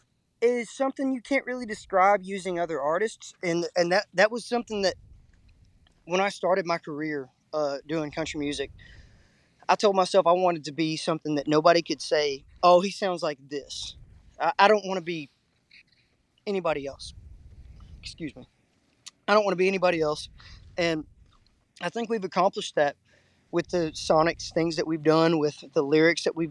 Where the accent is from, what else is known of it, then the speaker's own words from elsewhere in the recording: Texas, United States; being from the Lone Star State is like I call it the Alamo culture. It's like no matter what, against all odds, you're always going to be a Texan